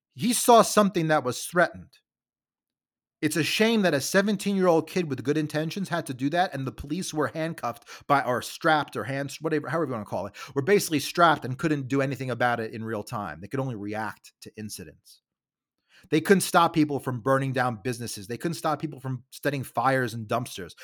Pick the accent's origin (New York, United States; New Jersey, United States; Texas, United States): New York, United States; New York City; I'm from Staten Island, New York